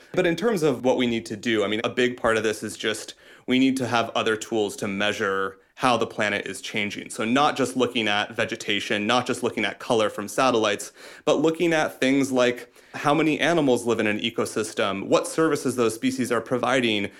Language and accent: English; Iowa, United States; I'm from Iowa, we have these giant cornfields